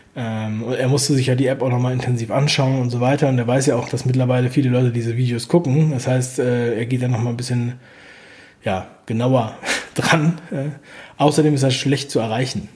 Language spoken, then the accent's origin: German; East Germany, Germany; Und ich bin ja geboren in der DDR